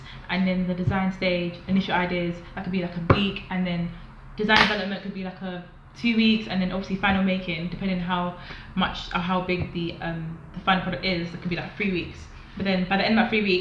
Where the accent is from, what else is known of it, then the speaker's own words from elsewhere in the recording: London, United Kingdom; moved away as an adult; now in Manchester, United Kingdom; I'm in Manchester, but I'm from London.